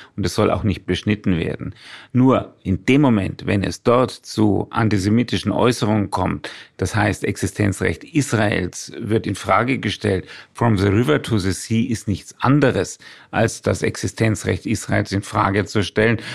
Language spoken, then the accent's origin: German; Würzburg, Bavaria, Germany; dass ich seit 67 Jahren in Würzburg wohne und den Stammbaum meiner Familie 450 Jahre im hessisch-fränkischen Grenzgebiet verorten kann